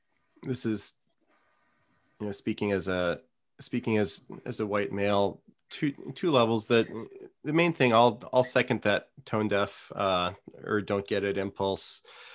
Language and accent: English; New Orleans, Louisiana, United States; I grew up in New Orleans, and like I've migrated.